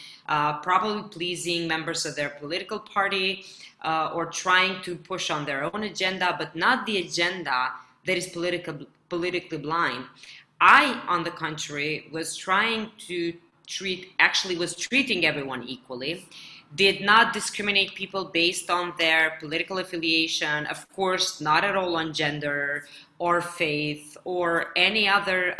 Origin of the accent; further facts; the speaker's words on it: Gjakova, Kosovo; now in Pristina, Kosovo; I was offered a candidacy for a mayor of my hometown, Jakova